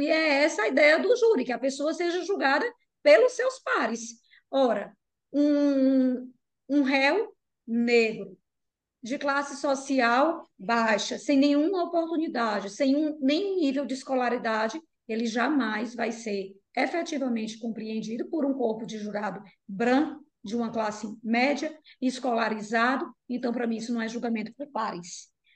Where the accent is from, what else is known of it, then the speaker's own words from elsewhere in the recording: Piauí, Brazil; moved away; Minha família é do Piauí, né? Eu sou piauiense e eu sempre vou para lá